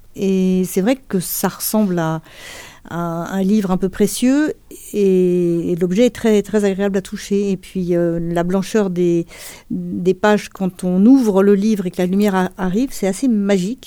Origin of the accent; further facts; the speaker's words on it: Montreuil, Île-de-France, France; on a grandi à Montreuil